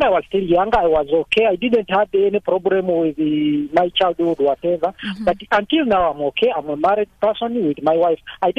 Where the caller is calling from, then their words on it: Nelspruit, Mpumalanga, South Africa; Well, how are you? … from Nelspruit.